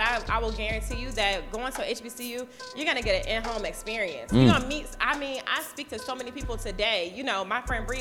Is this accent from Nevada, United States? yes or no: no; Richmond, Virginia, United States; I'm from Richmond